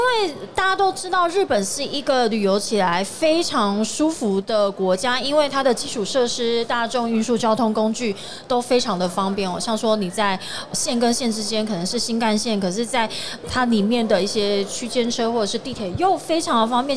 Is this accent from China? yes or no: no; Taiwan; 我们台湾人